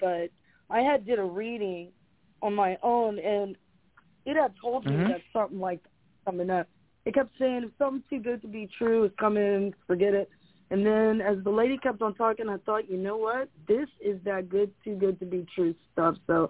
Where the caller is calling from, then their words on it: Delaware, Ohio, United States; … from Delaware.